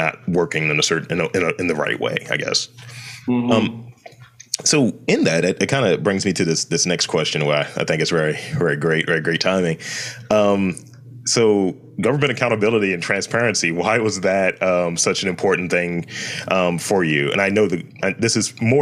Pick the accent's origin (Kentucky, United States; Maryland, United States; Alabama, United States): Maryland, United States; Baltimore; We were like super loud and just and proud Baltimoreans about it